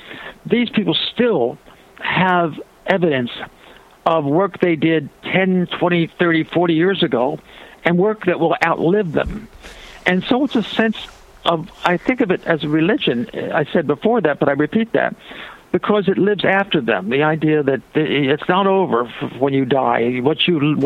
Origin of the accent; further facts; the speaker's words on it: Ocean City, New Jersey, United States; moved away; It's Ocean City, New Jersey is the name of my hometown, south of Atlantic City by about 12 miles